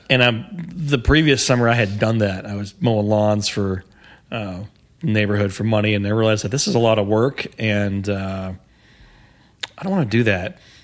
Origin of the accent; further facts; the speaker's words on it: Houston, Texas, United States; I grew up on the northeast side of, uh, Houston